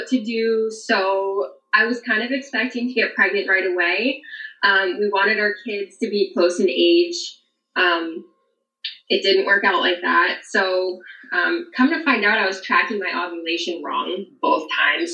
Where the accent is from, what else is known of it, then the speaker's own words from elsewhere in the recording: New Hampshire, United States; moved away as an adult; now in Kentucky, United States; I'm from New Hampshire and I moved to Kentucky.